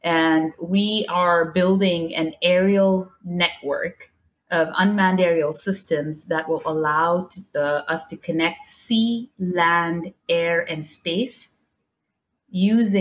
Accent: Dubai, United Arab Emirates; also born or lived in New York; now in San Francisco, United States; I grew up in Dubai

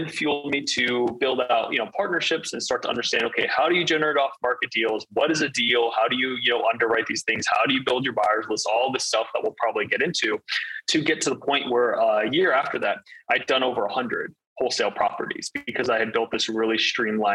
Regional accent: Northern Virginia, United States; moved away as an adult; I grew up in Northern Virginia for first 17, 18 years of my life.

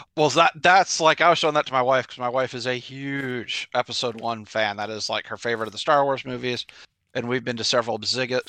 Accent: Nashville, Tennessee, United States; I am from Nashville, Tennessee

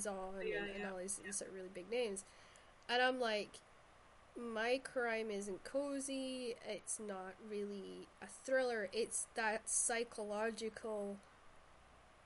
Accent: Shetland, Scotland, United Kingdom; I'm actually from Shetland

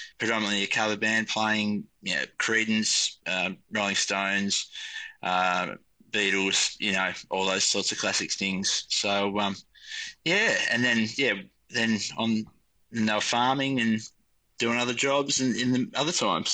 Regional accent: Tasmania, Australia; So we come from Nika down in Tasmania, south of Hobart.

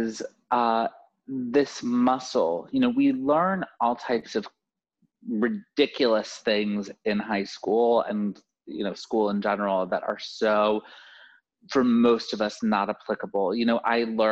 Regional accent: Florida, United States; moved away; I'm from Florida originally

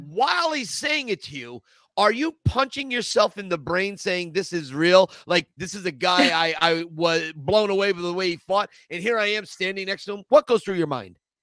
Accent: Scranton, Pennsylvania, United States; I grew up in Scranton, Pennsylvania

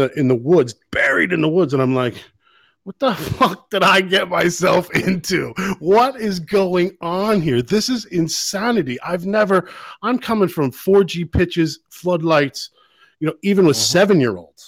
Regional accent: United States; now in Ireland; as American

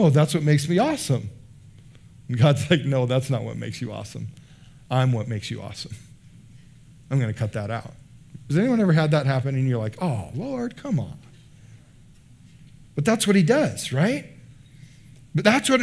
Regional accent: United States

